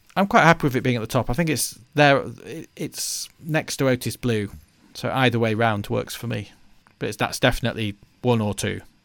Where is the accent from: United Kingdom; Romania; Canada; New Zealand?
United Kingdom; we're British